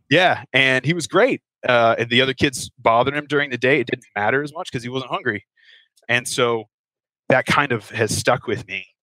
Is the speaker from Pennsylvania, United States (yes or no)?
no; Cincinnati, Ohio, United States; moved away as an adult; now in Kentucky, United States; I grew up in Cincinnati, which is just across the river from the state of Kentucky